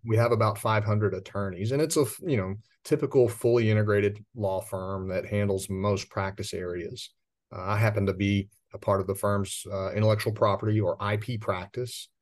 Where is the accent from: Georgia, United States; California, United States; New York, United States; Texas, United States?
Texas, United States; West; I grew up out in West Texas in commercial agriculture